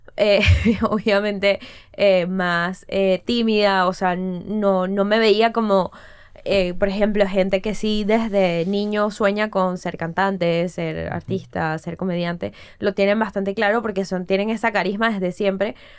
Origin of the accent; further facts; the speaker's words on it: Caracas, Capital District, Venezuela; moved away; also born or lived in Florida; Yo soy de Prado de María, o sea, de una zona eh, del oeste de Caracas. Este. Y también, pues bueno, crecer ahí es